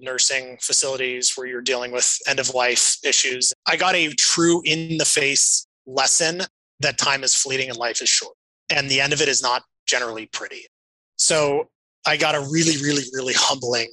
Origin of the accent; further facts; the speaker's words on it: Flagstaff, Arizona, United States; I grew up in Flagstaff, Arizona, which is small